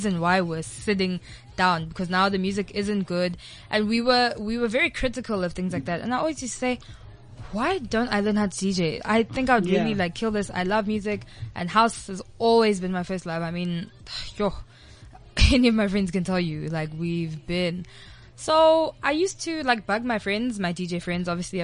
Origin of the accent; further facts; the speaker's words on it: Durban, KwaZulu-Natal, South Africa; moved away; originally, I'm from Durban.